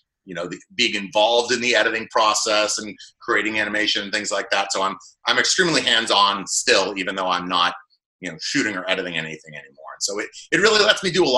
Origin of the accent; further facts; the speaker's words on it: Boston, Massachusetts, United States; moved away as an adult; now in New Jersey, United States; I grew up in the Boston area